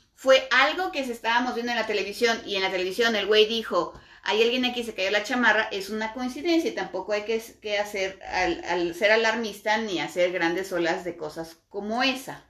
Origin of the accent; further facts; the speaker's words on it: Mexico; todos los que somos mexicanos latinos en general